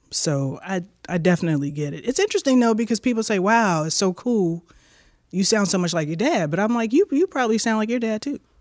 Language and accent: English; Chicago, Illinois, United States; moved away as an adult; Born on the south side. grew up on the north side, moved back to the south side before I went to Berkeley